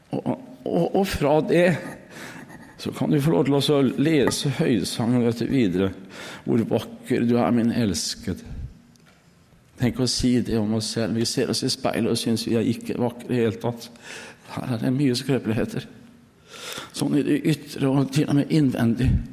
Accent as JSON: {"language": "Norwegian", "region": "Østfold", "country": "Norway", "moved": "yes", "said": "hjemme i Østfold"}